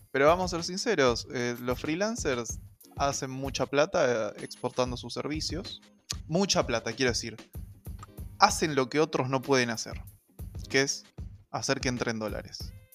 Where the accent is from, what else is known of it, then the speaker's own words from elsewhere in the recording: Argentina; en Argentina, hubieron tres eh, momentos clave en la historia de nuestro país